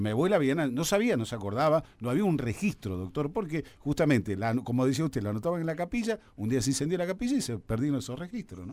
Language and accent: Spanish; Buenos Aires, Argentina; moved away as an adult; now in Quilmes, Argentina; también soy porteño, vine ya a los 20 años